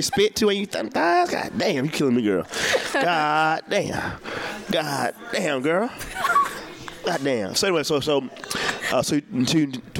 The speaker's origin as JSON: {"language": "English", "region": "South Carolina", "country": "United States", "moved": "yes", "said": "I'm from South Carolina, so I do a lot of jokes about how I hate going home to the South."}